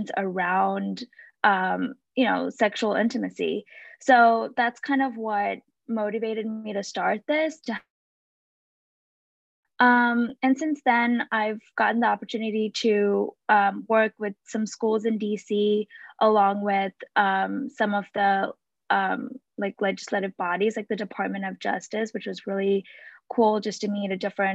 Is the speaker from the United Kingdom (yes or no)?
no; Sri Lanka; moved away as an adult; now in United States; I was born and raised in Sri Lanka, and I moved to the US when I was 18 for college